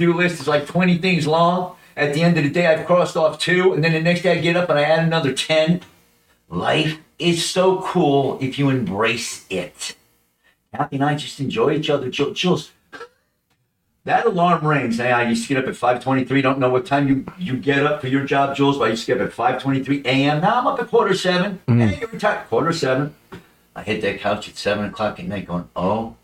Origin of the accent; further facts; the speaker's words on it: Monroe, Connecticut, United States; as a little kid growing up in Monroe